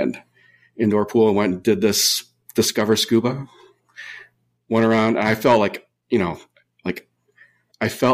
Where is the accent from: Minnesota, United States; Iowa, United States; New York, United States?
Minnesota, United States; born or raised there; now in California, United States